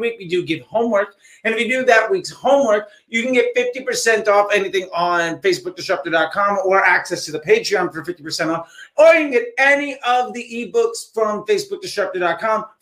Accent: East Coast of the United States, United States; I remember as a kid growing up on the East Coast of the United States

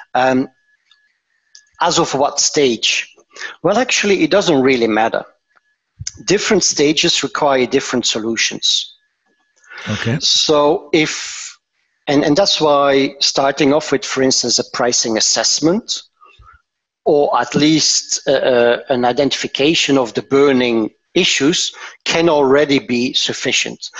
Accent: Antwerp, Flanders, Belgium; moved away as an adult; now in Tervuren, Belgium; I'm originally from Antwerp, but I moved work-wise uh, to to uh, uh, this area.

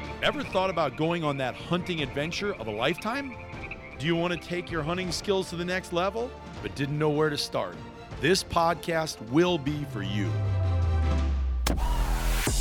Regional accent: Iowa, United States; as a kid growing up in Iowa

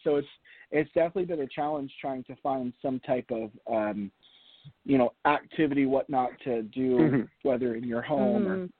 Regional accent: Virginia, United States; also born or lived in Pennsylvania / Florida; I was born in Pennsylvania, raised for the first small part of my life in Florida, kind of settled our roots in Virginia, and then I moved to Tennessee for college.

